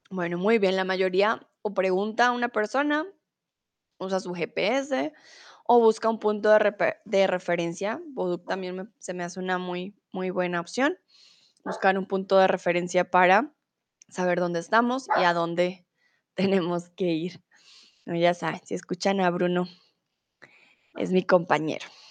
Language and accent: Spanish; Colombia; also born or lived in Mexico; now in Germany; soy de Colombia, comúnmente de en Alemania, ahora estoy en el lindo y soleado México